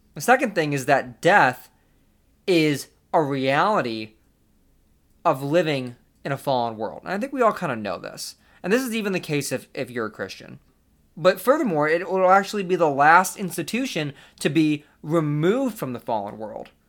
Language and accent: English; Buffalo, New York, United States; I lived on the other side of the state at the time, in, in Buffalo